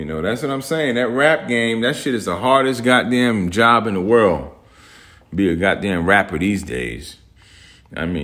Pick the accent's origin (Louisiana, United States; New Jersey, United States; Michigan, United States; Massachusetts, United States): New Jersey, United States; Newark; I grew up in Newark, New Jersey.